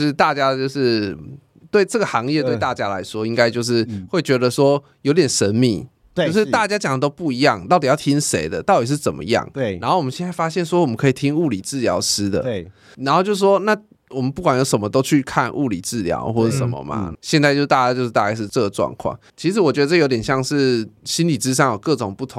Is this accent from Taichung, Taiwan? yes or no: yes; Taichung, Taiwan; 没有没有没有，因为我是台中人，然后我们家已经被那个财团买走了